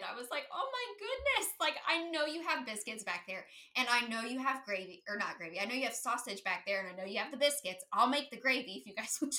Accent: Akron, Ohio, United States; I am from Northern Ohio. I know you had mentioned that you were from Cleveland. So I grew up more uh, closer to the Akron area.

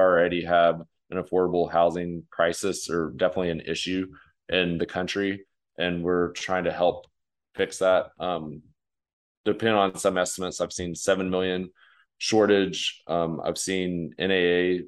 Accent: West Texas, United States; I grew up in West Texas

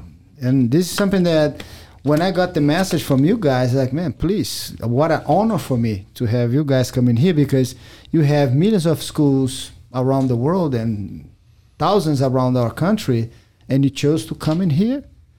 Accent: Brazil; English is a second language; now in United States; I love America. I came from Brazil with no accident. I love the country.

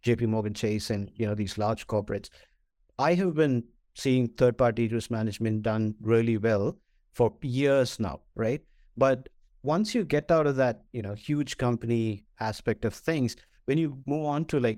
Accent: Kerala, India; moved away; also born or lived in Singapore; I am originally from India

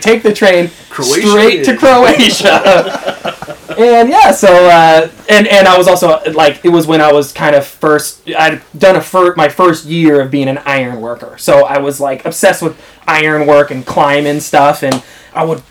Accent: United States; as an American

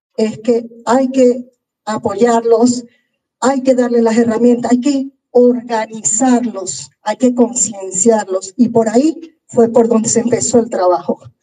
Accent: Colón, Panama; soy panameña criada aquí en Panamá, en Colón. Yo soy prácticamente colonense

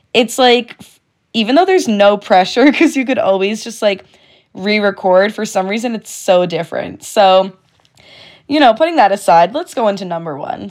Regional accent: Connecticut, United States; I'm from Connecticut, so I do go to the University of Connecticut

